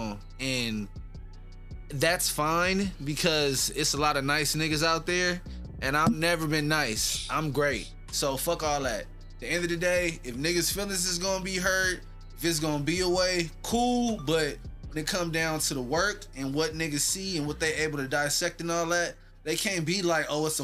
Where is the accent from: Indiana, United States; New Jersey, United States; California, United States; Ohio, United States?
California, United States; Los Angeles; I'm from the Crenshaw district